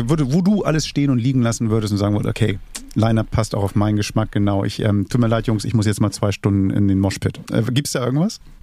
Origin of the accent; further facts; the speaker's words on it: Hamburg, Germany; ich bin Hamburger